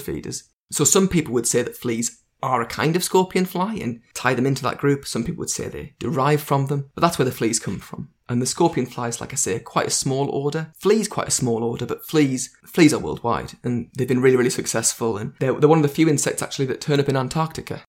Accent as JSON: {"language": "English", "region": "North East England", "country": "United Kingdom", "tie": "born or raised there", "said": "I'm English and I'm from the, the northeast of England"}